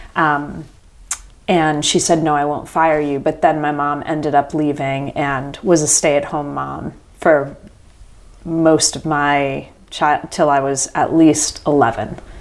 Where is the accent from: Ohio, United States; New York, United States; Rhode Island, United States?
Rhode Island, United States; now in Charlotte, United States; I was born in Rhode Island